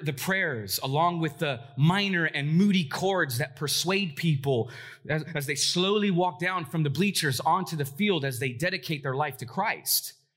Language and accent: English; Los Angeles, California, United States; moved away as an adult; now in Portland, United States; I'm originally from Southern California, if you don't know that. Uh, I've been in Portland now for eleven years, but I'm a O G L A kid